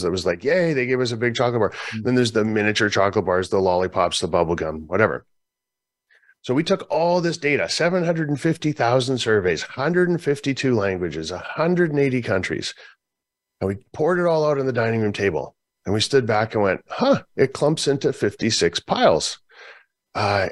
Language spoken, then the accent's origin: English; Canada; I'm from Canada.